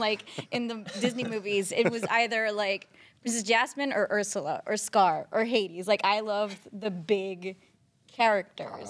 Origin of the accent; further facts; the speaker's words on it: San Juan, Puerto Rico; moved away as an adult; also born or lived in New York / Los Angeles; I was born and raised in San Juan, Puerto Rico